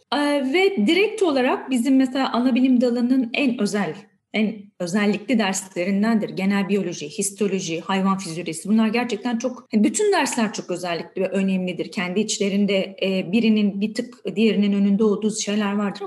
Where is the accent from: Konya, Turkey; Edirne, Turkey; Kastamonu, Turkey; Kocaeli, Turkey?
Edirne, Turkey; moved away as an adult; now in Istanbul, Turkey; Aslında Edirneliyim.